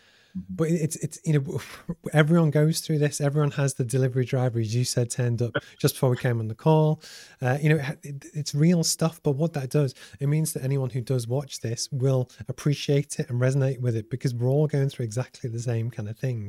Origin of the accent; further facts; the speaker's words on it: Liverpool, North West England, United Kingdom; I grew up in Liverpool and football is massive